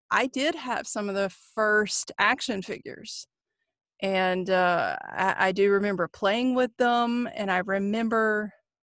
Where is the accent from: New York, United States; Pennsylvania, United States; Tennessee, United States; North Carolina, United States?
North Carolina, United States; Growing up in North Carolina